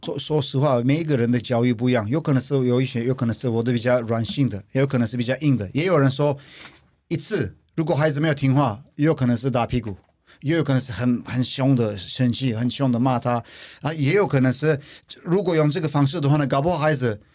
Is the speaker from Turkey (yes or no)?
yes; Turkey; Chinese is a second language; moved away as an adult; now in Taiwan; 来自土耳其